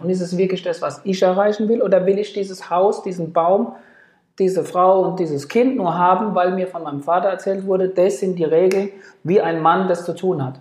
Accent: Ludwigshafen, Rhineland-Palatinate, Germany; also born or lived in Frankfurt / Bad Nauheim; Ludwigshafen ist jetzt sicherlich nicht die schönste Stadt, aber es ist meine Heimat

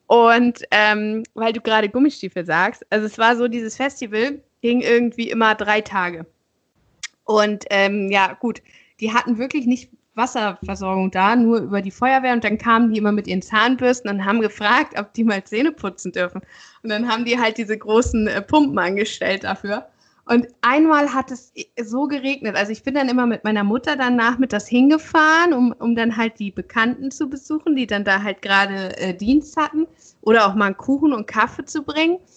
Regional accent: Schleswig-Holstein, Germany; so als Schleswig-Holsteiner brauchst du ja nicht unbedingt eine Karte, sondern du fährst einfach mal nur so dahin.

